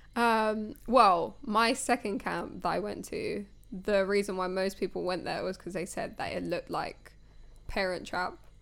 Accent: United Kingdom; as British people

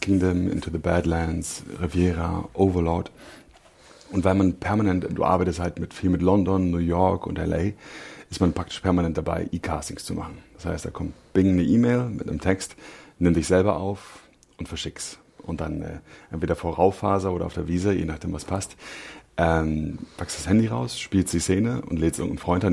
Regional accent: Berlin, Germany; ja, ich bin Berliner. Ich bin äh, Südnerköln aufgewachsen.

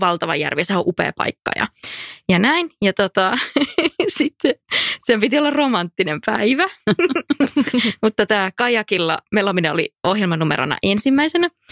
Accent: North Karelia, Finland; moved away; Pohjois-Karjalassa mun kotiseudulla on aina niin ihana käydä

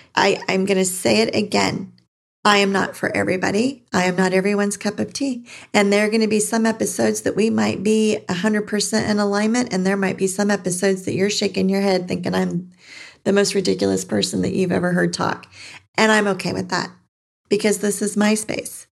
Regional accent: California, United States; moved away as an adult; now in Arizona, United States; I was born and raised in California and recently moved to Arizona.

